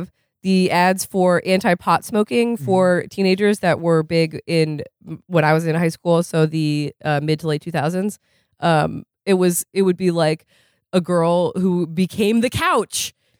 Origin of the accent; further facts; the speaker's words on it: Vermont, United States; I'm from Vermont. We had a campaign on local TV that was 8 out of 10 Vermont teens choose not to smoke.